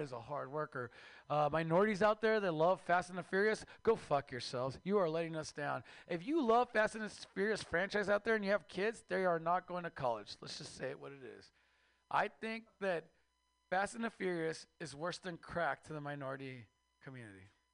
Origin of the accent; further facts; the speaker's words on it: Mexico; now in United States; I am Mexican from Mexico